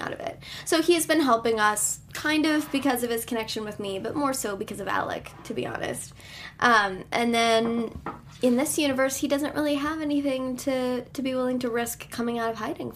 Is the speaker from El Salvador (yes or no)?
no; Ireland; I'm Irish